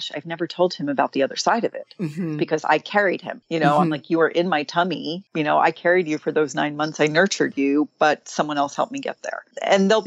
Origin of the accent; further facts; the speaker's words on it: New York, United States; now in West Coast, United States; I'm from New York. And so I go back there pretty often